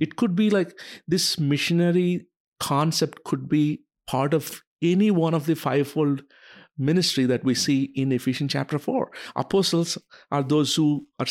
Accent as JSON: {"language": "English", "country": "India", "tie": "born or raised there", "also_born_or_lived": "United States", "moved": "as an adult", "said": "I was born and raised in India"}